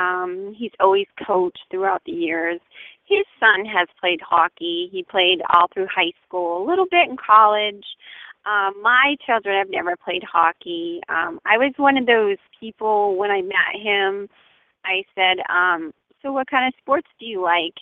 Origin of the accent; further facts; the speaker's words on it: Lewiston, Maine, United States; now in Greene, Maine, United States; I'm from Lewiston. I grew up in Lewiston